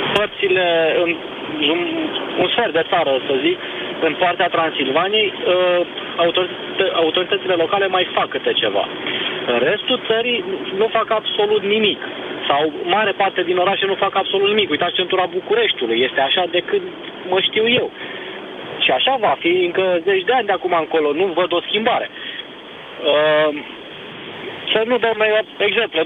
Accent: Brașov, Brașov County, Romania; eu sunt din Brașov

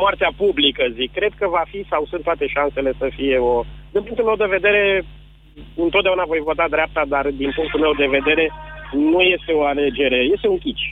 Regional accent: Târgoviște, Dâmbovița County, Romania; sunt din Târgoviște

